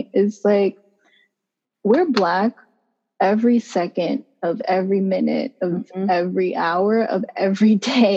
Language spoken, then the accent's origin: English; New York City, New York, United States; I was raised in East Flatbush.